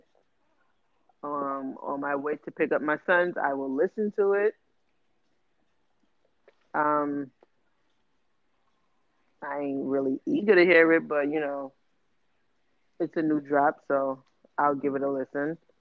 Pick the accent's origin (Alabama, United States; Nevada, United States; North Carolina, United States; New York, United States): New York, United States; New York City; We grew up in New York City where niggas ain't have $20 to their name, but was high